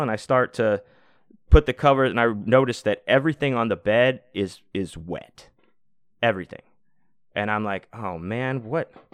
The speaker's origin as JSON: {"language": "English", "region": "Texas", "country": "United States", "said": "I'm from Texas too"}